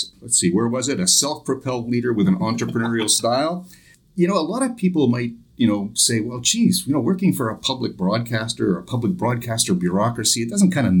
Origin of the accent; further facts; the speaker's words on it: Prince Edward County, Ontario, Canada; I'm from Prince Edward County